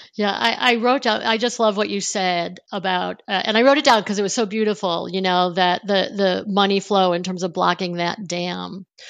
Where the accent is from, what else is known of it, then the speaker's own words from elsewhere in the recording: Niagara Falls, New York, United States; I grew up on Niagara Falls, near Niagara Falls in the Buffalo area of New York State